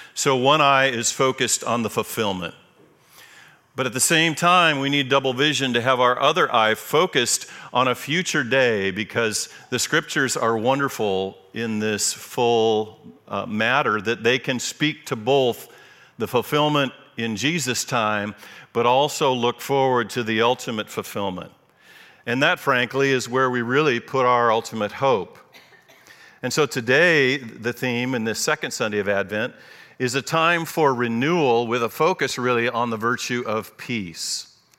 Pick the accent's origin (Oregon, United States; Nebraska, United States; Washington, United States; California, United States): Washington, United States; Eastside; I grew up on the East Side. My family moved there in the nineteen fifties